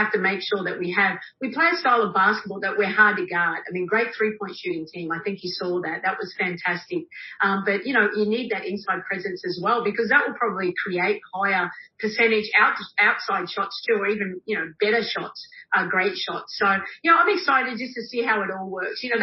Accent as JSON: {"language": "English", "country": "Australia", "moved": "yes", "said": "I am Australian. I'm very easygoing. I'm a country girl"}